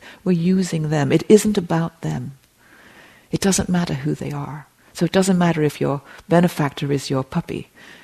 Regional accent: England, United Kingdom; moved away; I grew up in England, as you can hear.

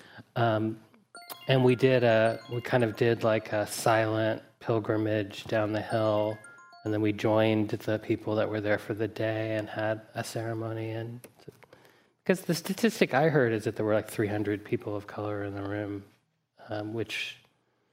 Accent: Deep South, United States; I grew up in the Deep South, mostly white

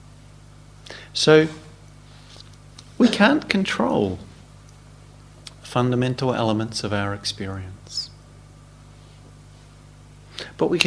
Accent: New Zealand; moved away; When I was a teenager growing up in New Zealand in my late teens with my friends

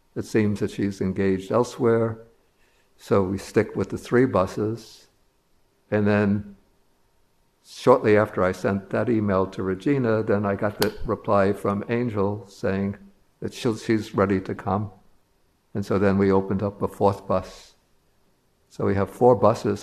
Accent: New York City, New York, United States; I'm a New Yorker

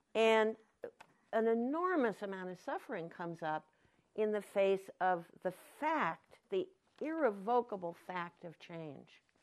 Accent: Anderson Valley, California, United States; I'm from the Anderson Valley

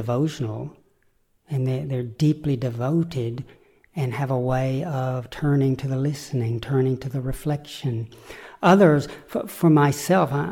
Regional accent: the Bible Belt, United States; growing up in the Bible Belt in America

